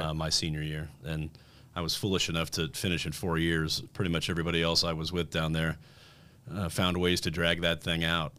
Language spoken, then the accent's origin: English; Fort Wayne, Indiana, United States; moved away as an adult; also born or lived in Bloomington, Indiana / Peoria, Illinois / Nashville, Tennessee / Denver, Colorado; I was born and raised in Fort Wayne, Indiana